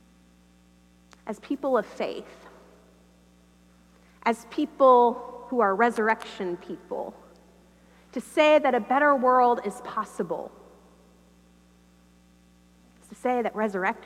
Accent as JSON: {"language": "English", "country": "United States", "said": "I am from America"}